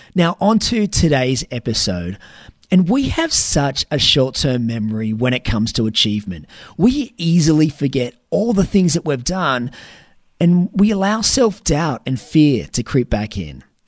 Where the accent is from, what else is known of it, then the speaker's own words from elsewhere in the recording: Newcastle, New South Wales, Australia; here in my hometown of Newcastle